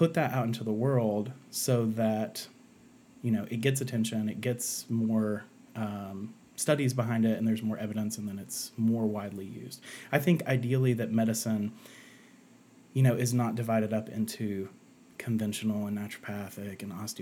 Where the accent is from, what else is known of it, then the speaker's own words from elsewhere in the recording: Asheville, North Carolina, United States; I'm from Asheville, North Carolina.